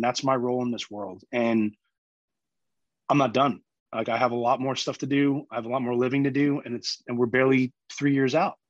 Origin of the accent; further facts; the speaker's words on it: New York, United States; I'm a New Yorker, born and raised.